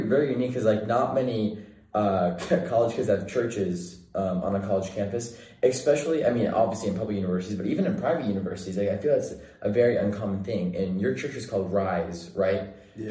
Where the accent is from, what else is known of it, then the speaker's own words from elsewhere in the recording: Bakersfield, California, United States; I'm from Central California.